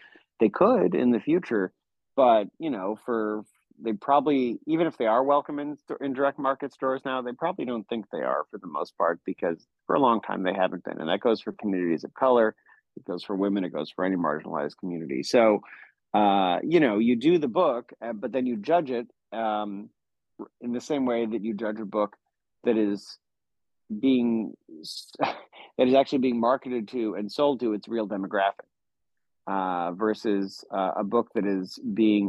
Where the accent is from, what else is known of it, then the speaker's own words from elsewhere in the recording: Central New York, United States; I'm from Central New York